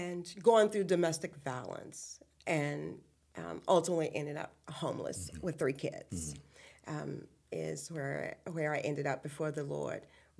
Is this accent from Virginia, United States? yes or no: yes; Appomattox County, Virginia, United States; But anyway, I'm originally from Appomattox County, mm-hmm. which is down towards Lynchburg, Farmville area.